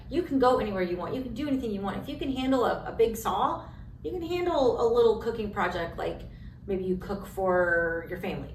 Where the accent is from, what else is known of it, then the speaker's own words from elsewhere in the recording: Kansas, United States; moved away as an adult; also born or lived in Colorado / Missouri / Baltimore, Maryland; now in Iowa, United States; I grew up in Kansas